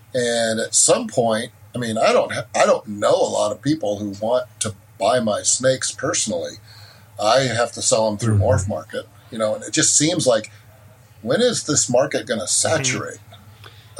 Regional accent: California, United States; my home state of california

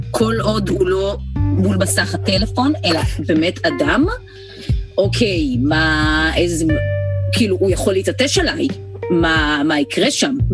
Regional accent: Haifa, Haifa District, Israel; לים, לטיילת, לבת גלים, שכונה שגדלתי בה.

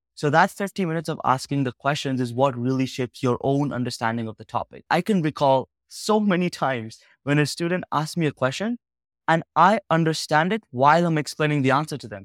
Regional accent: Uganda; moved away; I spent most of my life growing up in Uganda, a small country in West Africa

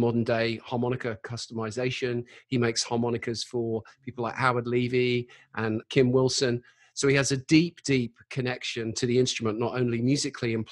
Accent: United Kingdom; now in London, United Kingdom; as a Brit

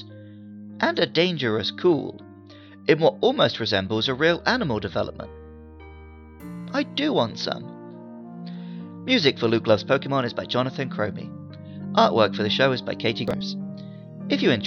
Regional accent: United Kingdom; as a Brit

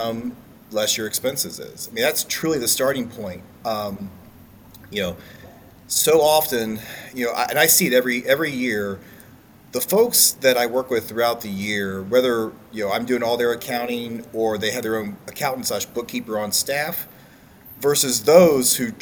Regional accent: Marysville, Ohio, United States; I grew up here in Central Ohio, been here my whole life, grew up just outside of Marysville on a farm

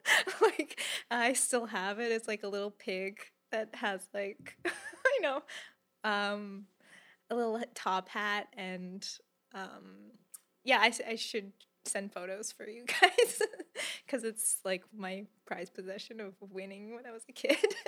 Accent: Calgary, Alberta, Canada; I was born and raised in Calgary, Alberta

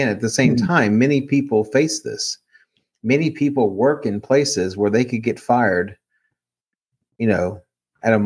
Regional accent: Maryland, United States; now in Texas, United States; my home state of Maryland

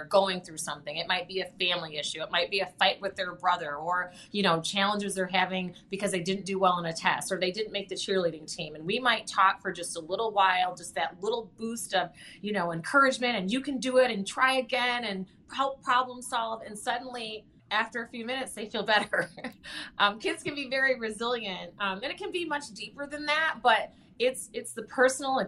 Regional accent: Lansing, Michigan, United States; I grew up there in Lansing

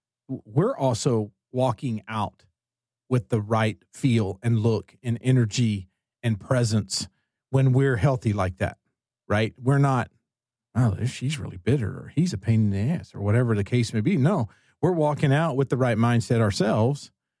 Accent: Texas, United States; Well, I'm not personally. I'm Texan

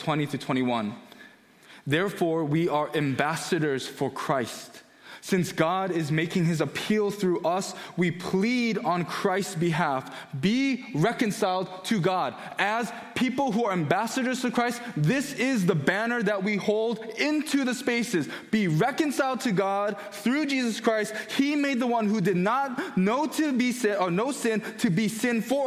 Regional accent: United States; also born or lived in Korea; Growing up in America, I was born in Korea, but moved here when I was one, pretty much lived here for 29, 30 years of my life

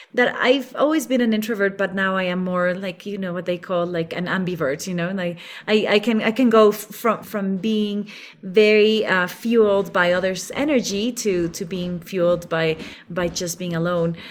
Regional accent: Ecuador; moved away as an adult; also born or lived in Geneva, Switzerland; now in Quito, Ecuador; to move out of Switzerland back to Ecuador, which is my home country

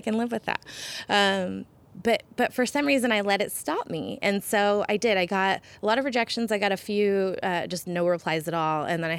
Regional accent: Portland, United States; also born or lived in Florida; But Portland's definitely, I think of it as my hometown, definitely where I wanted to build the proverbial white picket fence, I think, in the long run. But I also have a lot of fond memories from the South. Like living in Florida was such a unique experience.

